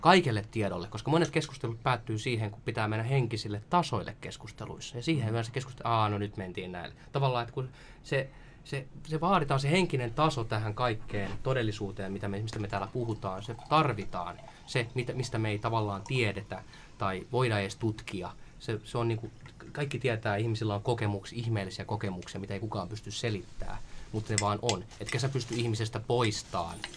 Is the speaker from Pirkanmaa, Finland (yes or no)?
yes; Orivesi, Pirkanmaa, Finland; moved away; also born or lived in Tampere / Helsinki; Mä oon, mä oon syntynyt Orivedellä pienessä kaupungissa tai kylässä.